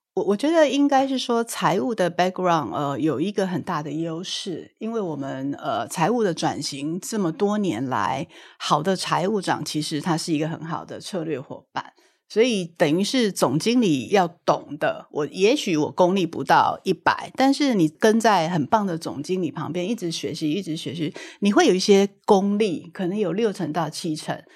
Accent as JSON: {"language": "Chinese", "country": "Taiwan", "tie": "born or raised there", "said": "我是土生土长的台湾人，一直都是在台湾受教育"}